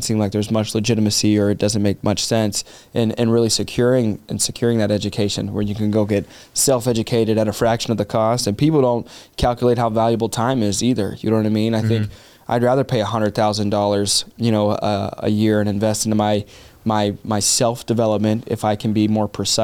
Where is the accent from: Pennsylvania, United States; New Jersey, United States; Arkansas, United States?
Arkansas, United States; I grew up in Arkansas